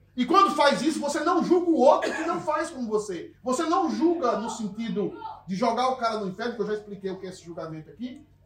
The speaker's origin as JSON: {"language": "Portuguese", "region": "Northeast Region", "country": "Brazil", "accent": "nordestino", "moved": "yes", "said": "Agora eu falei como nordestino"}